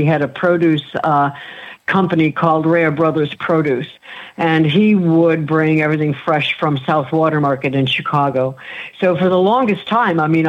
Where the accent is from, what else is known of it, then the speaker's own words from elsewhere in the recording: northern Italy, Italy; I'm from Northern Italy